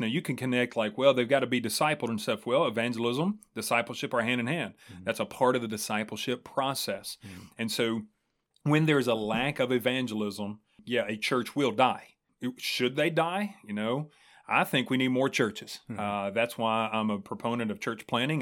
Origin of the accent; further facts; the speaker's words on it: Springfield, United States; that's my hometown, man. Like hmm. I'm homegrown